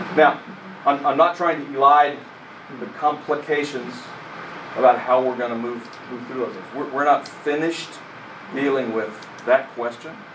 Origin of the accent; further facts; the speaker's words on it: England, United Kingdom; an English person